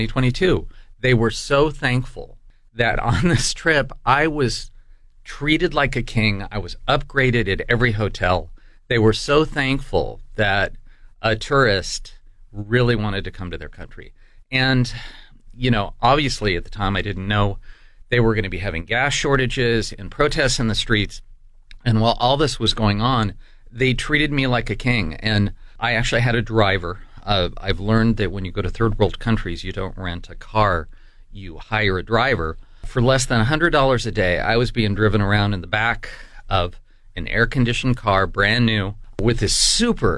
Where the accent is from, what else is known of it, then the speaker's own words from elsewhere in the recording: United States; I was from the United States